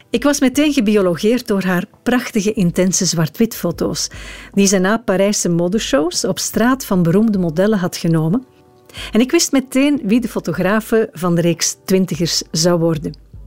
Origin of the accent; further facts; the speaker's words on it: Anderlecht, Brussels-Capital Region, Belgium; also born or lived in Sicily (ancestry); Ik ben in Anderlecht geboren, ja. Brusselse met Italiaanse roots